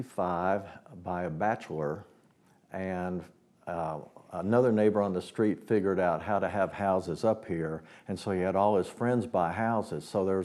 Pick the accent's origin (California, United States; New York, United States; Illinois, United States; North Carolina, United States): New York, United States; Woodstock; moved away; also born or lived in Nashville; I was born in Woodstock, New York, before it was Woodstock, New York. But the great thing about that was it was an artistic community already.